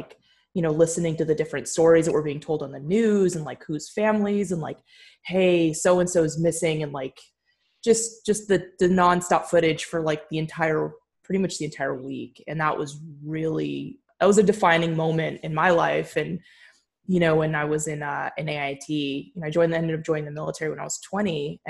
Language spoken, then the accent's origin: English; California, United States; moved away; Yeah, I was in school and I'm originally from California